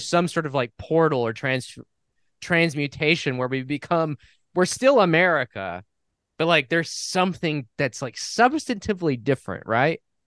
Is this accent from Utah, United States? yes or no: no; New Mexico, United States; I was from New Mexico